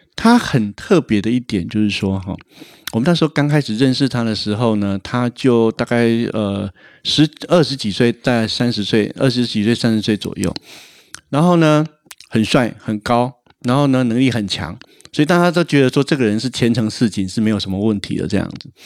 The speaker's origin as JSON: {"language": "Chinese", "country": "Taiwan", "said": "他的工作是我们台湾人比较少听到的一种工作"}